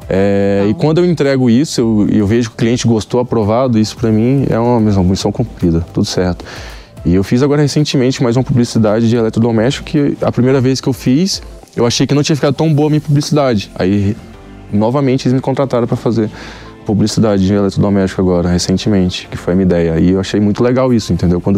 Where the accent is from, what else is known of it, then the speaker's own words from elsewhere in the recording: Goiânia, Goiás, Brazil; now in São Paulo, Brazil; Eu era anônimo, saí de Goiânia, tive que mudar para São Paulo justamente por, por, um de, por esses motivos, entendeu? Por, se eu morasse em Goiânia hoje